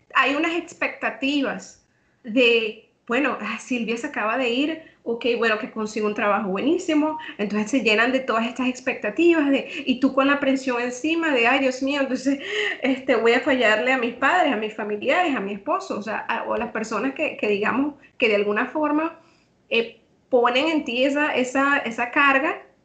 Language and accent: Spanish; Venezuela; moved away as an adult; now in Trinidad and Tobago; yo soy venezolana